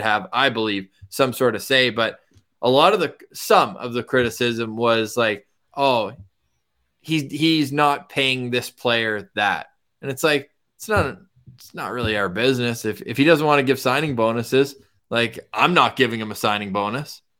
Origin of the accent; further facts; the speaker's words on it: Ottawa, Ontario, Canada; growing up in Ottawa